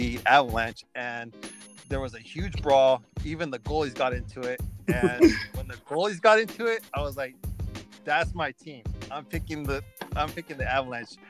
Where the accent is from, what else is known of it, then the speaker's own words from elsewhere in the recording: Indio, California, United States; I'm born and raised in California. I grew up in a little desert town called Indio.